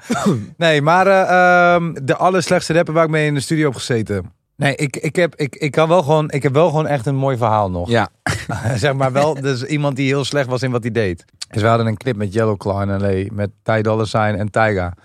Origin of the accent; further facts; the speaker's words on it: Amsterdam, North Holland, Netherlands; wij komen van Amsterdam.